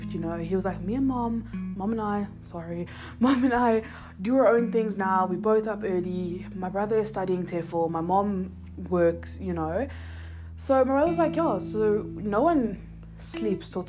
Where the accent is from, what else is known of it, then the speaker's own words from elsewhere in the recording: Johannesburg, Gauteng, South Africa; moved away; also born or lived in Cape Town; I grew up in Joburg